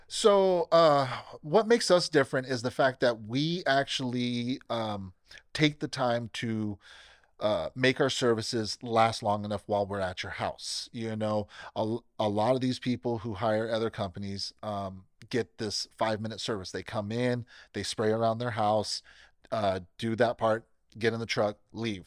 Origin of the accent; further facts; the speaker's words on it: Bakersfield, California, United States; born and raised in Bakersfield, uh, never left, never planned to leave